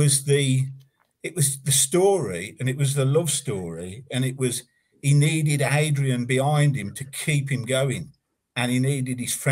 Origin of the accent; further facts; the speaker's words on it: Warwick, West Midlands, United Kingdom; I'm from Warwick, which is a Midland town, not very far from Birmingham. And I was actually brought up in the country.